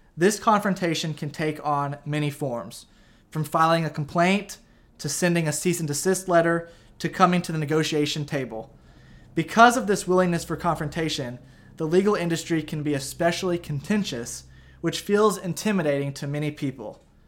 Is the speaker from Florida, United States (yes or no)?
no; Effingham, Illinois, United States; also born or lived in St. Louis, Missouri; live part time in St. Louis and part time in Effingham, Illinois, where I'm from.